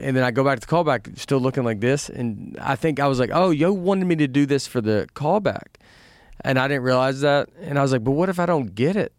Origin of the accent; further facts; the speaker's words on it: Nashville, Tennessee, United States; moved away; I'm from Nashville